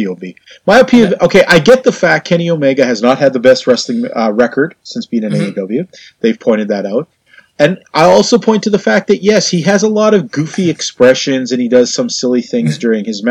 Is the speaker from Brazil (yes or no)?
no; Canada; I'm a Canadian